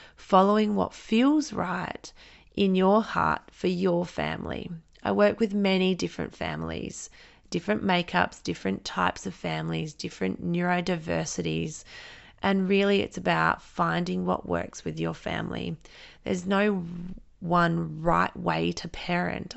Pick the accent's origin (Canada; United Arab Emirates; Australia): Australia; Renmark, South Australia; now in Adelaide, Australia; I grew up in Renmark, which is a small country town three hours outside of Adelaide in South Australia.